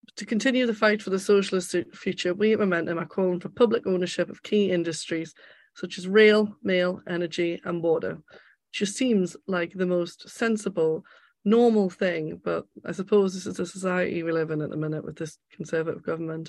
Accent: Gateshead, North East England, United Kingdom; As you can probably tell by my accent, I'm from Gateshead in the northeast

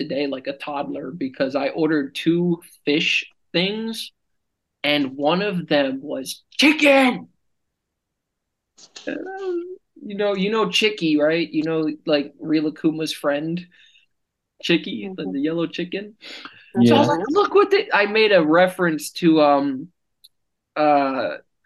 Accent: Florida, United States; moved away; I'm from Florida

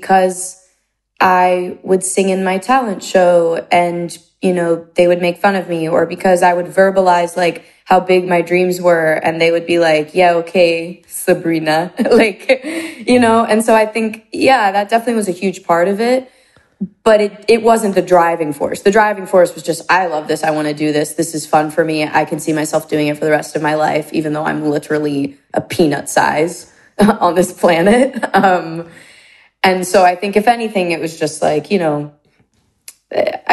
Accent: close to Bethlehem and Allentown, Pennsylvania, United States; moved away; I was kind of dropped off in the middle of nowhere in Pennsylvania, close to Bethlehem. Close to Allentown

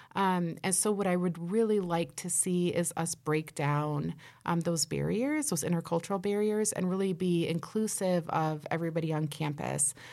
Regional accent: Nebraska, United States; We're from Nebraska

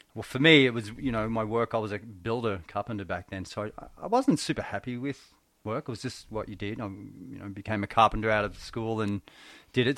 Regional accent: Benalla, Victoria, Australia; I grew, I actually grew up in Benalla, Victoria, country

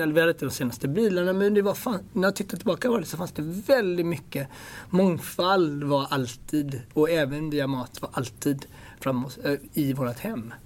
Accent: Ethiopia; also born or lived in Gothenburg, Sweden; now in London, United Kingdom; jag kommer från Etiopien

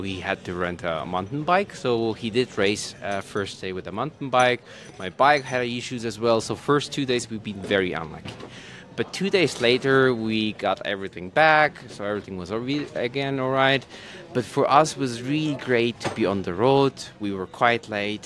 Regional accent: Germany; I'm from Germany.

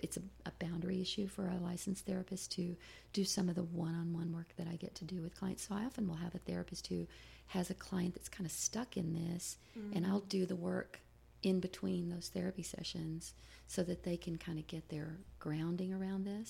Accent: the South, United States; I grew up in the South in a fundamental, independent Baptist church

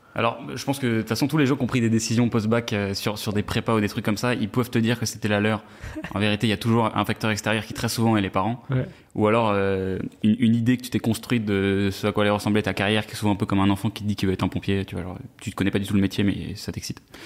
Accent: Versailles, Île-de-France, France; j'ai grandi à Versailles

